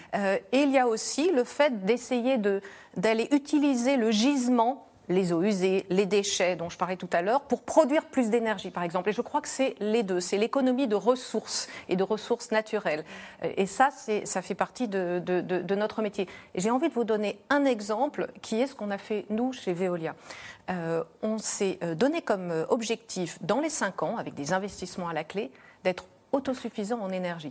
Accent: France; on a une énergie chez nous en France

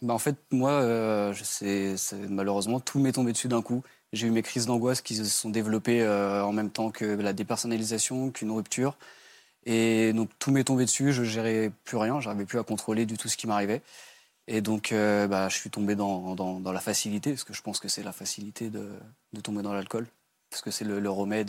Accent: Brittany, France; j'ai 27 ans et j'ai grandi en Bretagne.

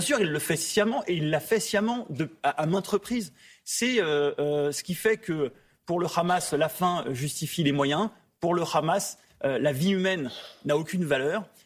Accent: France; je suis français, je vis en France

